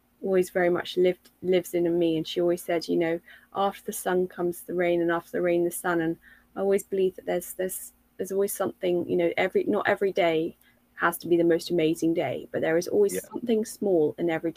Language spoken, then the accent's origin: English; London, United Kingdom; I grew up in London